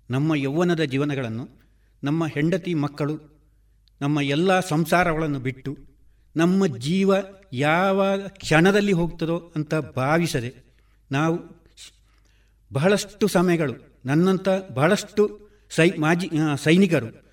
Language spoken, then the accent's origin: Kannada; Badiyadka, Kerala, India; ನಾನು ಸಾವಿರದ ಒಂಬೈನೂರ ಅರುವತ್ತು ಜನವರಿ ಹದಿನಾಲ್ಕು ಕಾಸರಗೋಡು ತಾಲೂಕು ಪೆರಡಾಲ ಗ್ರಾಮದ ಬದಿಯಡ್ಕದ ಅಣಿಲೆ ಬೆಣ್ಣೆಮನೆ ಎಂಬಲ್ಲಿ ಹಿರಿಯ ಪುತ್ರನಾಗಿ ಜನಿಸಿದೆ